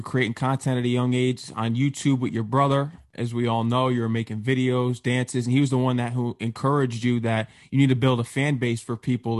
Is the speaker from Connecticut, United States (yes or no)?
yes; Connecticut, United States; I'm from Connecticut